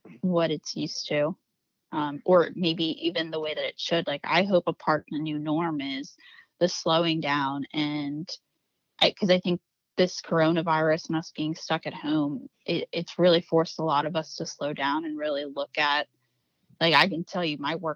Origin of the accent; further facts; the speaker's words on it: South Central Pennsylvania, United States; I'm from South Central PA